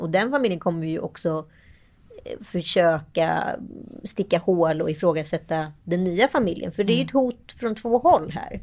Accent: Sweden; som svensk

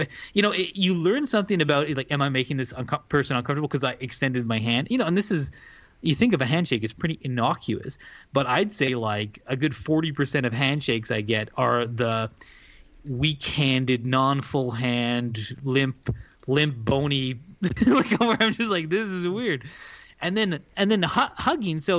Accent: Canada; well, look, I'm Canadian.

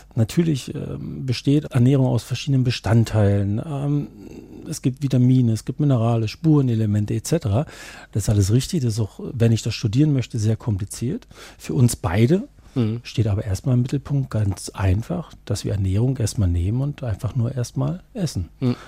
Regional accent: eastern Germany, East Germany, Germany; dass ich aus, ähm, ja, aus ihrer Hälfte Deutschlands komme. Ich bin auch im Osten groß geworden

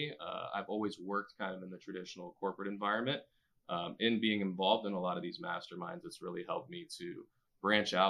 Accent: Key West, Florida, United States; moved away; I'm originally from Key West

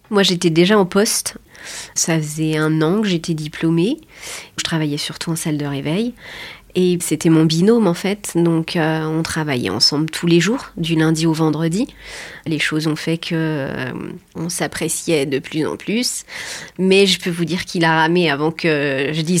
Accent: Pays de la Loire, France; moved away as an adult; On était une famille recomposée, on vient de Vendée, on était au Sable pendant 10 ans.

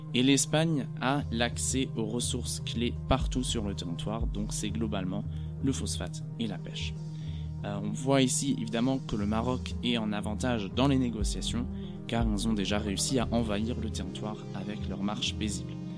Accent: Germany; en tant qu'Européen, en tant qu'Allemand

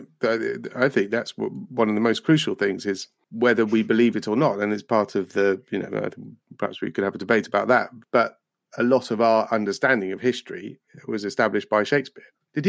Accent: Scotland, United Kingdom; I'm Scottish.

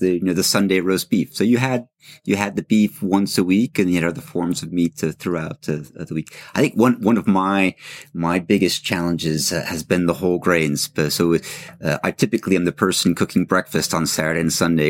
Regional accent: Los Angeles, California, United States; moved away as an adult; now in France; I grew up in Los Angeles

